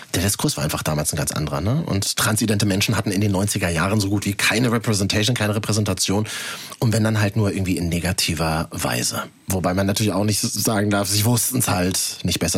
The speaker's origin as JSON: {"language": "German", "country": "Germany", "said": "bei uns in Deutschland"}